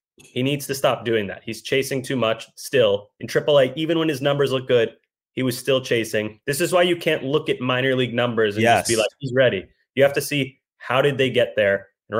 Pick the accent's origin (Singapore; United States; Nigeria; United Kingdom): United States; the South; You know me, dude, born and raised in the South. So Southern hospitality is my thing.